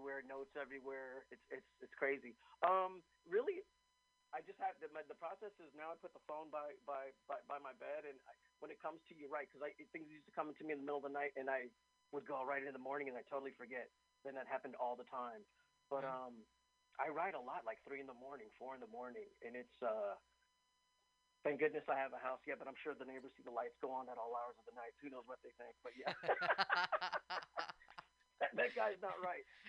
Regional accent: New York, United States; moved away; also born or lived in Puerto Rico; growing up in New York and Puerto Rico

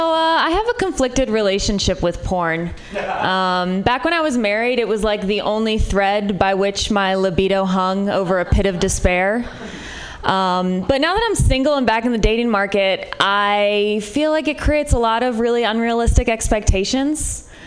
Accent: Midwest, United States; Like, I'm from the Midwest, which might be part of it.

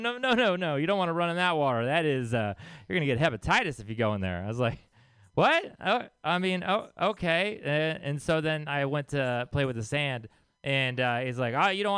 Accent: Texas, United States; I'm from Texas.

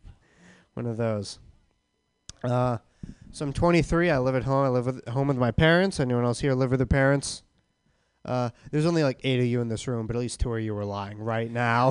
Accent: Boston, Massachusetts, United States; I'm from the East Coast. I'm from Boston

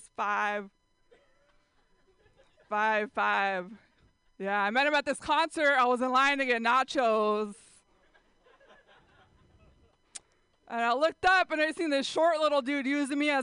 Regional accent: San Jose, California, United States; San Jose, that's where I grew up

